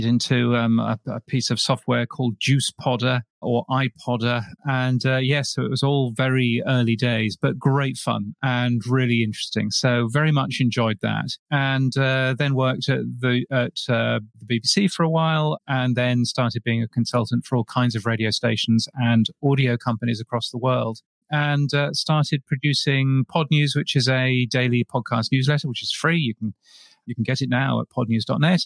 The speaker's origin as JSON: {"language": "English", "country": "United Kingdom", "also_born_or_lived": "north of England / London", "accent": "British", "moved": "as an adult", "lives_now": "Brisbane, Australia", "said": "my ridiculous British accent"}